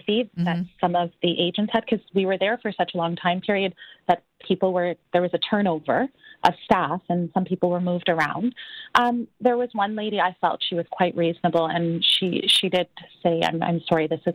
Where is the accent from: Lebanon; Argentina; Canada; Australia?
Canada; I'm Canadian born. My son is Canadian born. I'm in Canada.